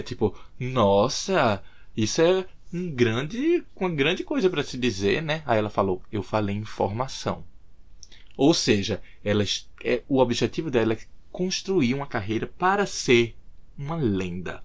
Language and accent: Portuguese; Recife, Pernambuco, Brazil; now in Dublin, Ireland; morando aqui em Dublin, o que eu sinto muita falta, o que eu sinto muita saudade é de Recife, Pernambuco, minha terra natal.